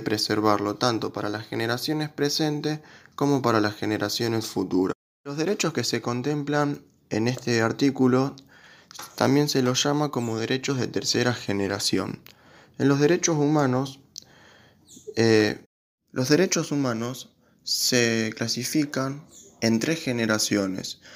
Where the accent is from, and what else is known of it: Argentina